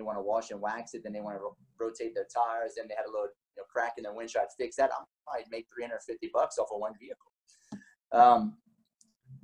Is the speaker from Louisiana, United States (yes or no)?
yes; Lafayette, Louisiana, United States; where I'm from Lafayette, Louisiana, 38 years old